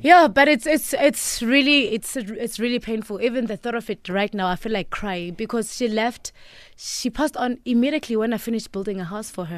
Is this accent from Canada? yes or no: no; Duduza, Gauteng, South Africa; also born or lived in Eshowe, KwaZulu-Natal / Empangeni, KwaZulu-Natal; I grew up in the East Rand of Duduza.